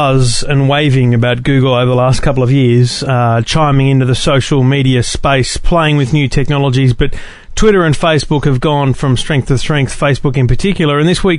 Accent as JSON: {"language": "English", "region": "Queensland", "country": "Australia", "said": "I'm a Queenslander"}